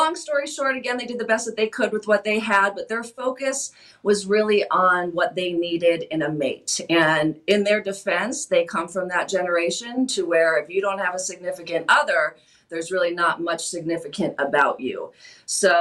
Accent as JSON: {"language": "English", "town": "Waukegan", "region": "Illinois", "country": "United States", "tie": "born or raised there", "also_born_or_lived": "Florida / Arizona", "moved": "yes", "said": "I was born and raised in Illinois, mainly the far northern suburbs. Grew up in Waukegan, Zion, Gurnee, kind of that area."}